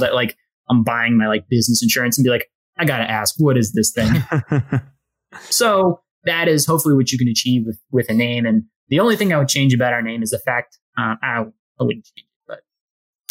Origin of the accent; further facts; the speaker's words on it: New York City, New York, United States; I grew up in Brooklyn. I grew up literally down the block there